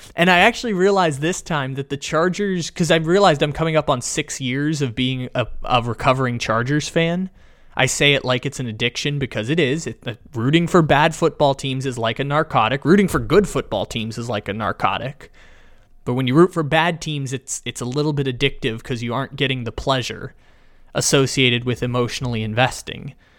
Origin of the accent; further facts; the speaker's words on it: San Diego, California, United States; moved away as an adult; growing up in San Diego, born and raised